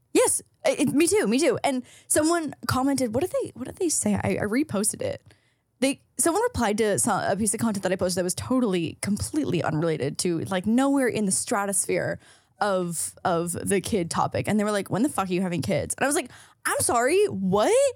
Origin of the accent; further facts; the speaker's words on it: St. Catharines, Ontario, Canada; moved away; if I had stayed in Saint Catharines, my hometown